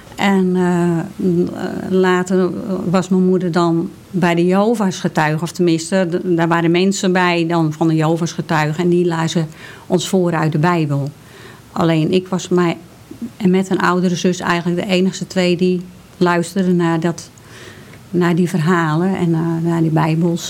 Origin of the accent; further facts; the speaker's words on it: Hoorn, North Holland, Netherlands; ik ben geboren in Horen